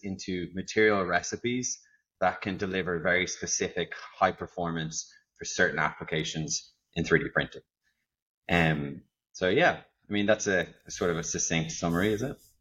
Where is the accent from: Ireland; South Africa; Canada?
Ireland; now in Netherlands; I am, as you can probably tell, not from the Netherlands. So, I'm actually an Irishman